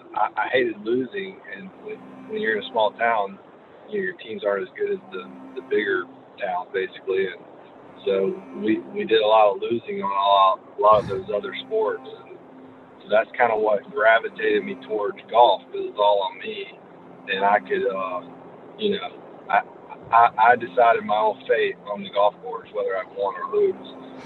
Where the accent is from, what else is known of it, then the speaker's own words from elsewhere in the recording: Hilliard, Florida, United States; accent: Southern; I would say I grew up more in the Nassau County area.